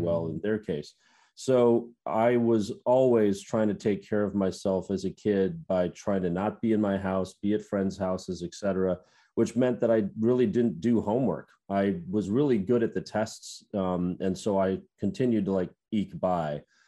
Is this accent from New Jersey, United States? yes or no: no; Minnesota, United States; moved away as an adult; now in Los Angeles, United States; growing up in the Midwest